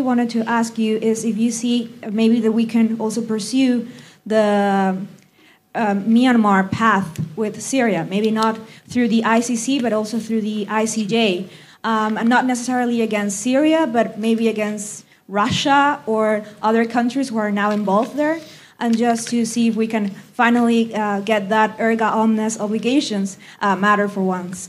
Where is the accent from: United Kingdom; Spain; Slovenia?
Spain; moved away; also born or lived in Norway; I'm a lawyer from Spain, and I well, I did my master's degree here in Norway.